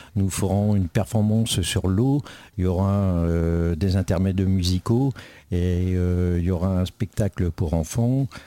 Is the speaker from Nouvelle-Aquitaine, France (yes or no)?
yes; Montbron, Nouvelle-Aquitaine, France; quand j'étais jeune, bah, sur le Mont c'était le sport